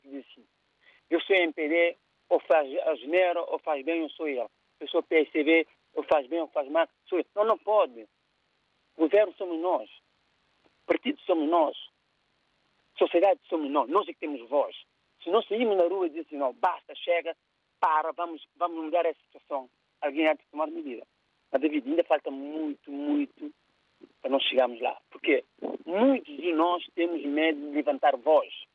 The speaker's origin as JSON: {"language": "Portuguese", "country": "Cape Verde", "moved": "yes", "said": "o que tem acontecido na minha terra é inaceitável. Cabo Verde"}